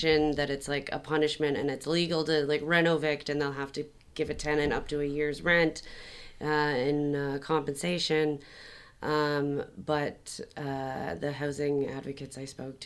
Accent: Toronto, Ontario, Canada; now in Montreal, Canada; we're both from Toronto

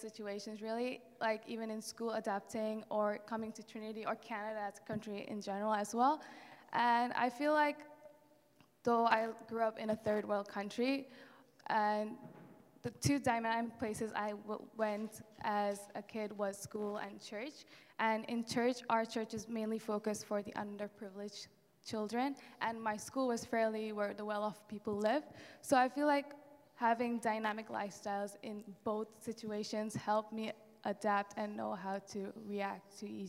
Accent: India; also born or lived in South Korea; So I'm half Korean and half Indian. So that's my mom, my dad. And yeah, I was born in Korea, but then we moved to India because my parents' missionary work is there.

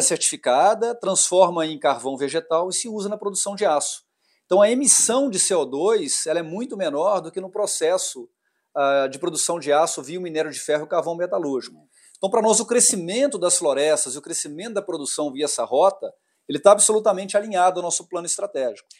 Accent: Minas Gerais, Brazil; Eu sou mineiro

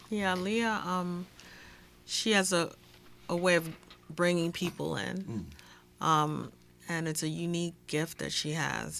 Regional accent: New York, United States; moved away; I'm from New York, I was on the NAACP

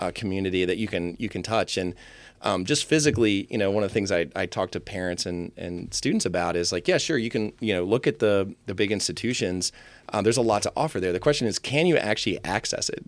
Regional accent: Tom's Brook, Virginia, United States; born or raised there; also born or lived in Fairfax, Virginia / Vienna, Virginia

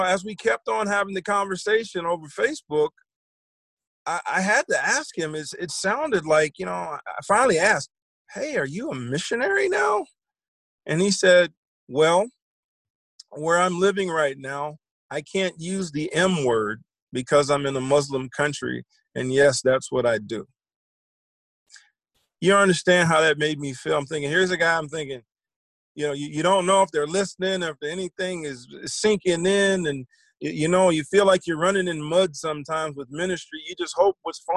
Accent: Virginia, United States; my hometown in Virginia

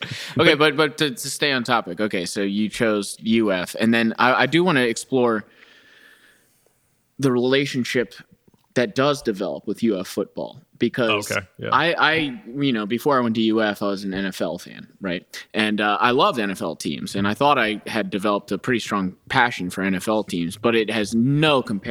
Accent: Baltimore, Maryland, United States; moved away; also born or lived in Florida; I was born in Baltimore.

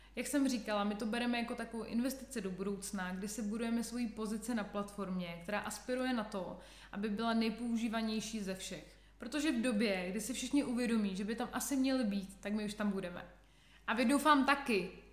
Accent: Czechia; u nás v Čechách

